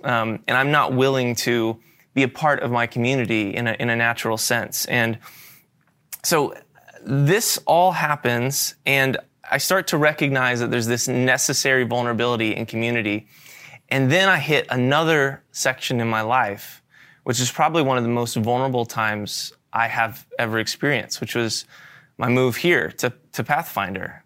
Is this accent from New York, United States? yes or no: no; Florida, United States; moved away as an adult; I'm moving from Florida, where I've grown up my entire life, to a new state halfway across the country